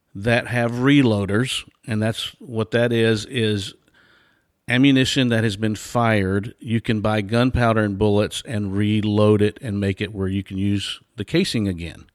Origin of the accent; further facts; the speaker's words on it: Nashville, Tennessee, United States; now in Texas, United States; I was born and raised in Nashville, and now I live in Texas